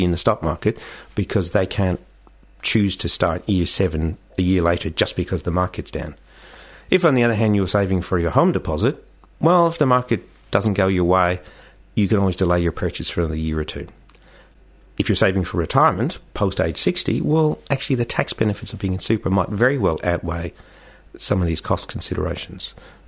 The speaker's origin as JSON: {"language": "English", "country": "Australia", "said": "as Australian investors, we have a huge propensity to invest in Australia"}